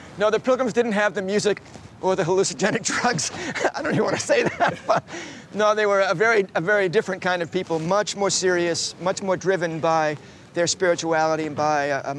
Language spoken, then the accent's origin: English; Plymouth, Massachusetts, United States; moved away; I was born and raised here in Plymouth, and I grew up in the church in the center of town